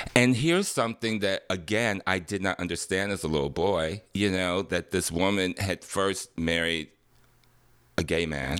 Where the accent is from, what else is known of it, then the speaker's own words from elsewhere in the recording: Detroit, Michigan, United States; I grew up in Detroit, Michigan, nineteen sixty-two